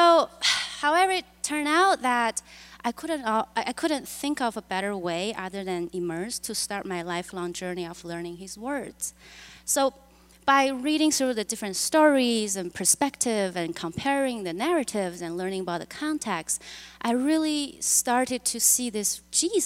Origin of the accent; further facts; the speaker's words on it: China; moved away as an adult; now in United States; I was born and raised in China and walked on this planet for 20-something years